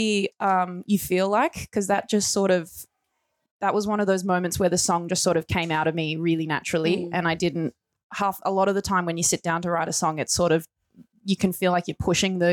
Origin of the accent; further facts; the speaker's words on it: Gippsland, Victoria, Australia; I grew up in Gippsland